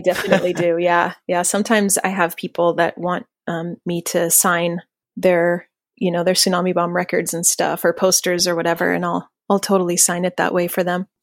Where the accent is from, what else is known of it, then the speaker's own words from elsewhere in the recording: Los Banos, California, United States; I grew up in Central California in a town called Los Banos, which is really right in the middle of nowhere.